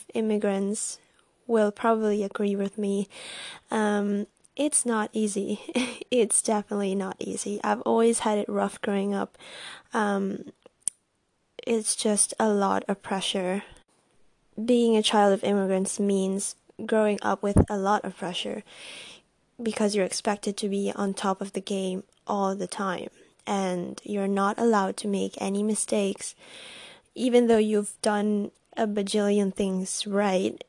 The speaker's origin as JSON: {"language": "English", "country": "Italy", "tie": "born or raised there", "said": "I was born and raised in Italy"}